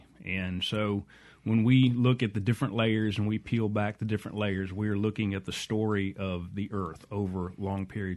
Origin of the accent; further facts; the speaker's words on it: San Antonio, Texas, United States; now in Mississippi, United States; as a kid growing up in San Antonio, Texas